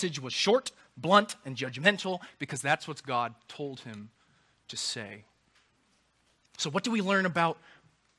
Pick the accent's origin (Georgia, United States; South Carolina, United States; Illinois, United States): South Carolina, United States; Charleston; also born or lived in Anderson; I grew up in Charleston